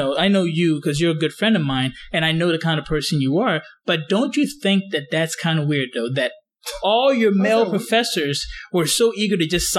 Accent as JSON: {"language": "English", "country": "Ghana", "said": "Because I'm from Ghana, okay? Not Nigeria."}